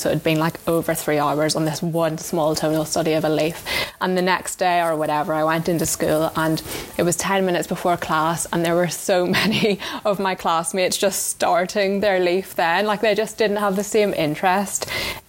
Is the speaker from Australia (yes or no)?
no; Enniskillen, Northern Ireland, United Kingdom; moved away as an adult; also born or lived in London; I grew up in Enniskillen with my mum